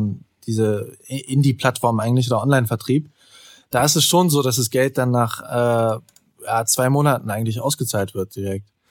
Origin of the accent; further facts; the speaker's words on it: Solingen, North Rhine-Westphalia, Germany; ich komme ja aus Soling